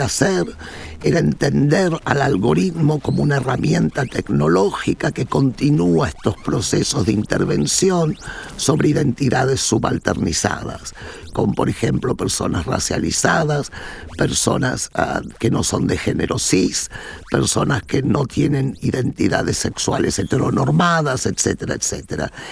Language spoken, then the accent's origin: Spanish; Berazategui, Buenos Aires Province, Argentina; moved away as an adult; now in Netherlands; yo crecí en Verazategui, que es un suburbio de los suburbios de Buenos Aires